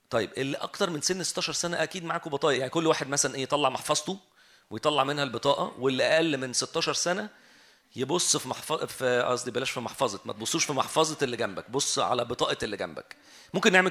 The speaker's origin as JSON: {"language": "Arabic", "country": "Egypt", "said": "اللي اسمه الاي دي اللي اسمه عندنا في مصر الرقم القومي"}